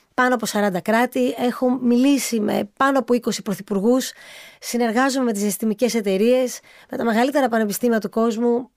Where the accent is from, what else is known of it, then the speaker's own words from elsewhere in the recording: Samos, North Aegean, Greece; also born or lived in United States; εγώ είμαι από τη Σάμο και πάντοτε ε, αισθανόμουν πολύ ευλογημένη που η καταγωγή μου είναι και από Σάμο